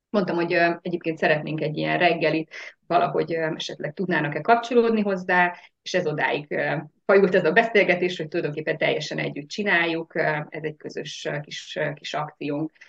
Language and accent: Hungarian; Nagydobos, Szabolcs-Szatmár-Bereg, Hungary; Szabolcs Szatmár Bereg megyéből származom, Nagydobosról